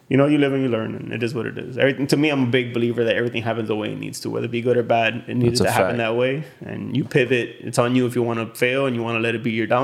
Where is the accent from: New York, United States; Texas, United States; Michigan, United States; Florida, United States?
Florida, United States; Hialeah; when people say, oh, you're from Miami? I was like, no, I'm from Hialeah.